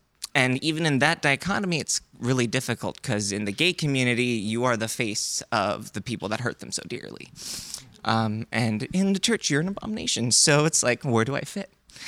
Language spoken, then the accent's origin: English; China; also born or lived in United States; So I'm Korean. I was born in America. I grew up in China. And I don't really quite fit into any of those.